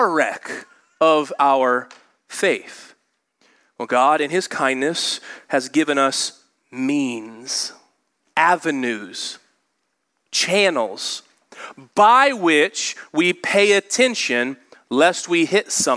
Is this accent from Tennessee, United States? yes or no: no; Indianapolis, Indiana, United States; I grew up in Indianapolis